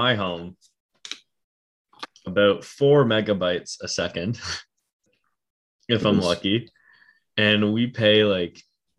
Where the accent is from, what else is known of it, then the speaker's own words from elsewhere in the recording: Canada; as a Canadian